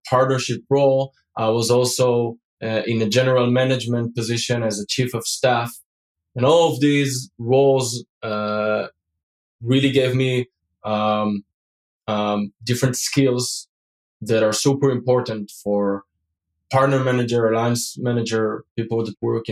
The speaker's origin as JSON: {"language": "English", "country": "Israel", "tie": "born or raised there", "moved": "yes", "lives_now": "Europe", "said": "So today I'm based in Europe. But I grew up and I was born in Israel"}